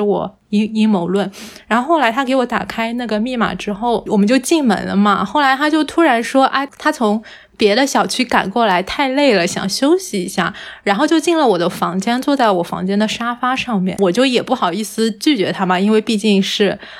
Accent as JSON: {"language": "Chinese", "town": "Hangzhou", "region": "Zhejiang", "country": "China", "tie": "born or raised there", "said": "像我在杭，杭州长大的话，总体来说城市治安还算比较好嘛"}